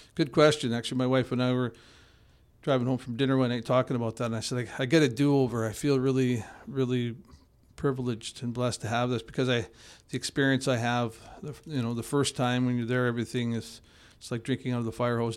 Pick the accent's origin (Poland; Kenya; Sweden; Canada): Canada; Edmonton, Alberta; now in Kelowna, Canada; I grew up in Edmonton